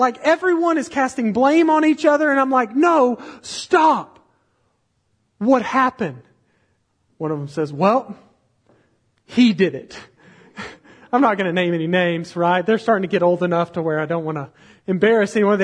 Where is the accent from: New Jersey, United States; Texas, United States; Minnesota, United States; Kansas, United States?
Texas, United States; we're from Texas